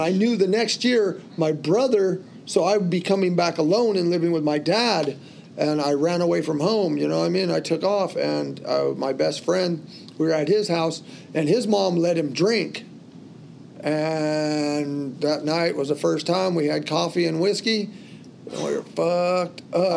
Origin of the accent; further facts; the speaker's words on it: California, United States; also born or lived in New York; I was that kid from California